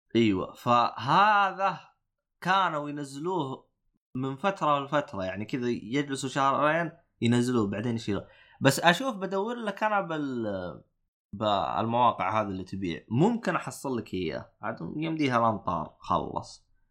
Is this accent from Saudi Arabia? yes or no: yes; Saudi Arabia; عندنا بالسعوديه